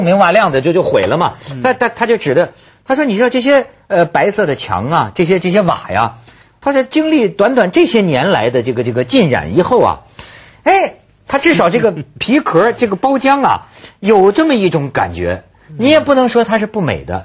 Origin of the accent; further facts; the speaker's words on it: China; 我们中国人已经司空见惯了